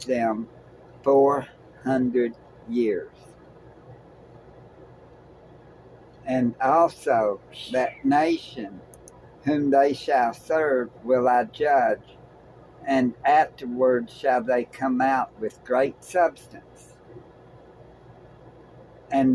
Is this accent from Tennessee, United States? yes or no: yes; Tennessee, United States; We're from Tennessee